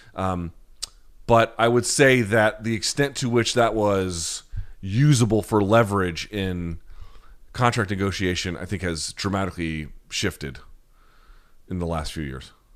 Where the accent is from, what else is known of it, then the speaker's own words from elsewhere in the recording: the South, United States; I grew up in the South